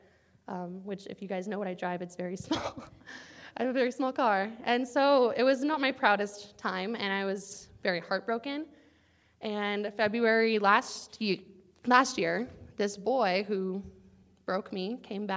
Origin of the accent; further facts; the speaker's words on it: Arizona, United States; moved away as an adult; now in North Carolina, United States; I'm not from here. I'm from Arizona.